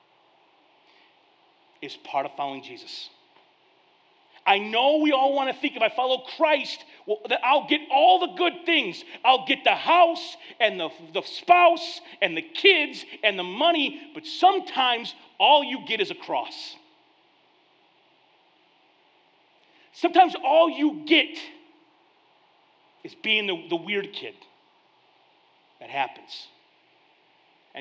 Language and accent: English; United States; I am an American